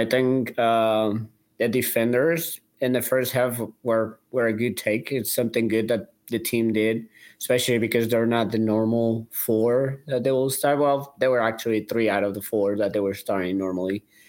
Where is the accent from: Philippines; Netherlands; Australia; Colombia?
Colombia; now in St. Louis, United States; About myself, I come from Colombia. Originally from Colombia, now obviously living in St. Louis, probably 13 years or so now.